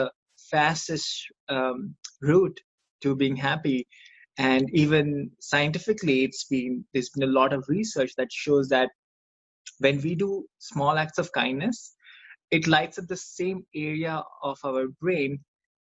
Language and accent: English; India; moved away as an adult; now in United States; I grew up in India. I you know, I had this great group of friends, and we graduated from high school in 2006, and you know, I moved to the United States